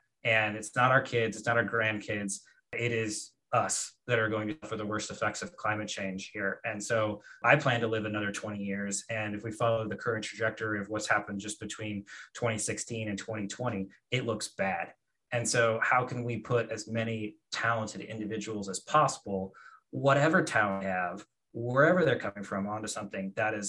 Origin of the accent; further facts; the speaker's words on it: Colombia; in the Marandua region of Colombia, and wanted to figure out, okay, well, let's take a look and see what people are doing in my home country for as far as planting trees.